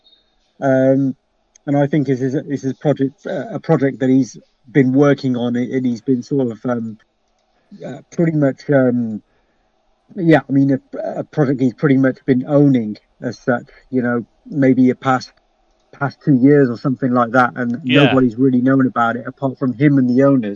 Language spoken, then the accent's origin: English; Cheltenham, South West England, United Kingdom; I'm from Cheltenham, a place called Cheltenham in Gloucestershire, England